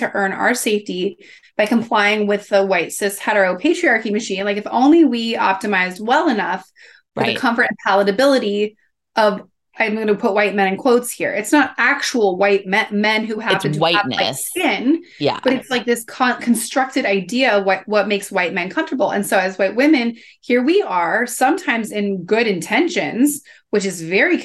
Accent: Kansas, United States; growing up in Kansas

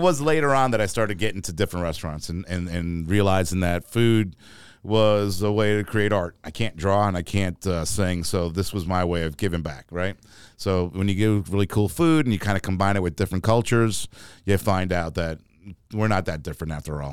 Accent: New York City, New York, United States; also born or lived in Florida / Rome, Georgia / Atlanta, Georgia; now in Augusta, United States; growing up in New York City

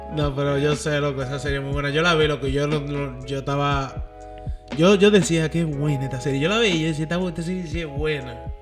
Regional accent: Dominican Republic; moved away; yo me crié en República Dominicana

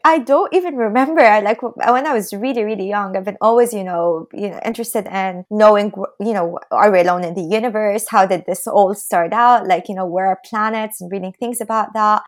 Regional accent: Lebanon; moved away as an adult; now in Boston, United States; I'm from Lebanon.

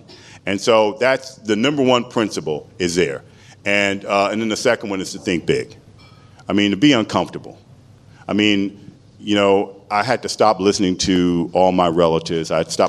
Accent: Washington, District of Columbia, United States; Washington, D.C. is my hometown. I mean, if I'm going to have home field advantage, it was there. It was a predominantly black city.

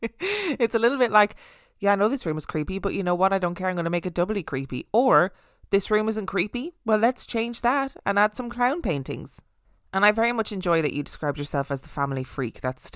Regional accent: Spotsylvania, Virginia, United States; I've seen soldiers, an old lady in a rocking chair, a cowboy, and random dark figures in the house I grew up in Spotsylvania, Virginia.

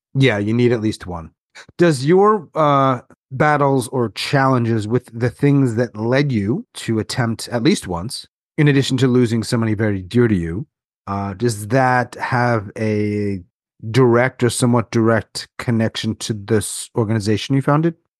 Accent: New York, United States; I'm from New York

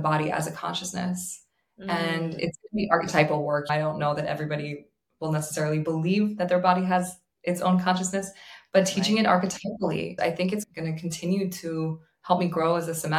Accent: New York, United States; I'm a New Yorker

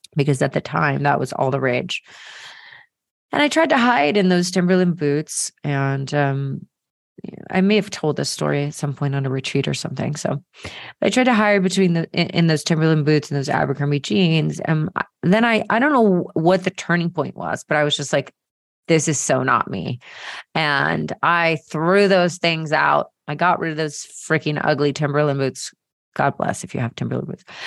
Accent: Marietta, Georgia, United States; growing up in Marietta, Georgia, and going to the Presbyterian Church

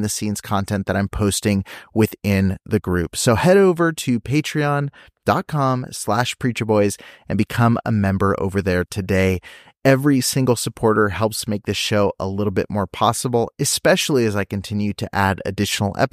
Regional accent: Banning, California, United States; I grew up in Southern California, and my parents were staff at a Christian school. So I spent literally 7 days a week on a church property, just an L-shaped building in the middle of Banning, California

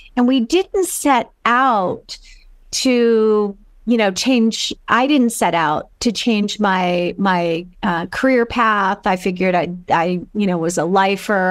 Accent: Los Angeles, California, United States; moved away as an adult; I am originally from California and, um, Los Angeles

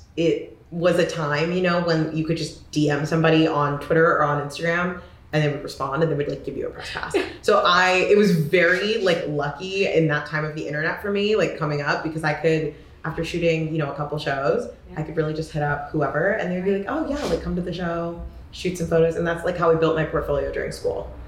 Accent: Corvallis, Oregon, United States; I grew up in Corvallis, Oregon

